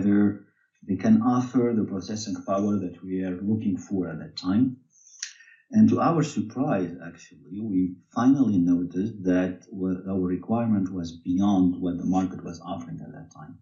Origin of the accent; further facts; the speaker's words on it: Tunisia; moved away as an adult; now in France; I was born in Tunisia, and I came to France when I was 18 years old to finish my studies